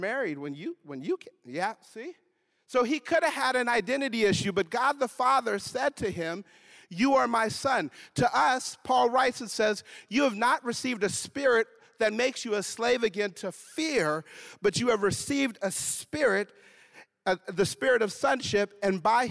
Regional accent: Grand Forks, North Dakota, United States; I am from North Dakota, born and raised originally in Grand Forks.

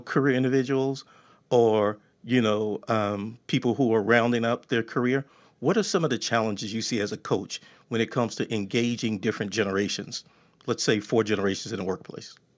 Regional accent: Texas, United States; I'm from Texas.

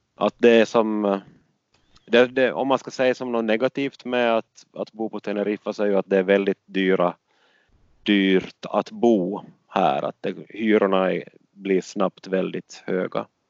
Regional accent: Åland, Finland; moved away as an adult; det som jag är van med från Åland

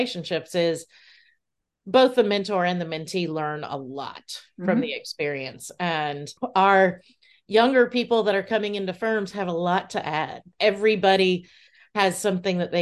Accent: Lakeland, Florida, United States; Growing up in Central Florida as a child

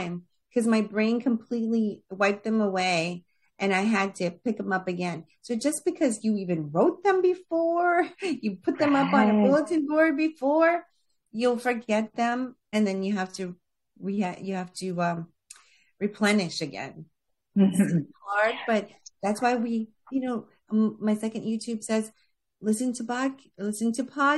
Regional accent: Florida, United States; also born or lived in New York; I was born in New York, raised in Florida

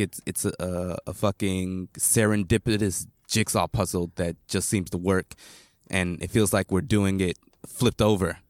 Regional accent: Atlanta, Georgia, United States; moved away as an adult; also born or lived in Tochigi, Japan; now in Tokyo, Japan; I'm from Atlanta, you know, ish. Like, my family lives outside of Atlanta

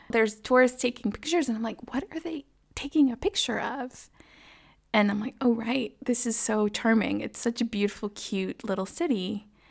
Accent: Dallas, Texas, United States; moved away as an adult; also born or lived in Mexico / Washington, District of Columbia, United States; now in Freiburg, Germany; was born in Mexico, grew up in Dallas, Texas, and have been living in Freiburg for the past almost three years.

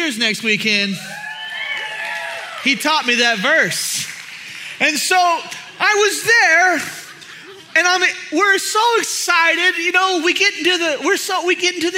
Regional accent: Houston, Texas, United States; I'm from Houston area

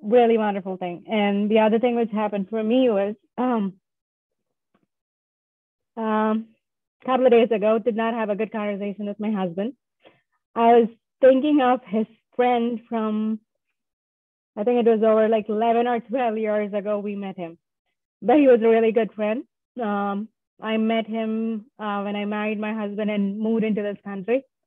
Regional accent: southern India, India; moved away as an adult; now in Boston, United States; Currently, I live in Boston, Massachusetts, but I'm originally from India, Southern India

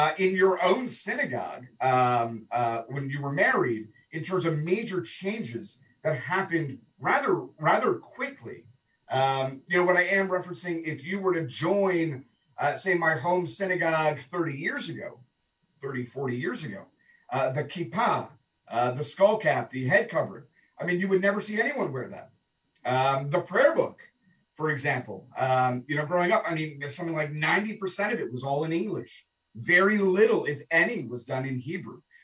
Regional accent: Toronto, Ontario, Canada; now in Stuart, United States; my former host country of Canada, of growing up in Toronto

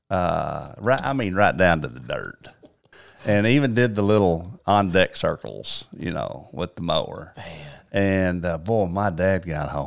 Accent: Paragould, Arkansas, United States; born or raised there

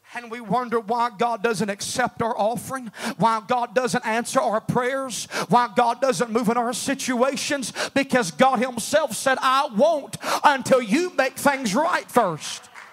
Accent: United States; we're American

